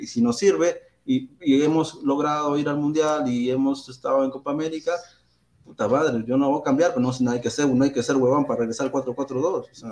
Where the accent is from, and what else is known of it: Peru